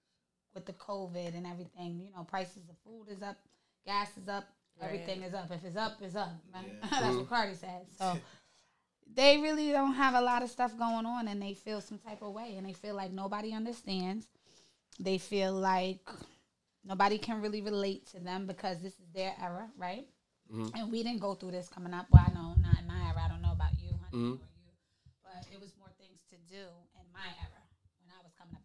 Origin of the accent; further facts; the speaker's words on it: New Rochelle, New York, United States; in New Rochelle, my hometown.